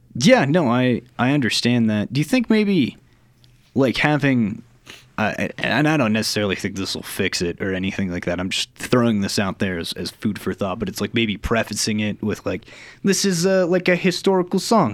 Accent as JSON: {"language": "English", "region": "Texas", "country": "United States", "tie": "born or raised there", "said": "growing up in Texas, you always see George H.W. come out for like sporting events"}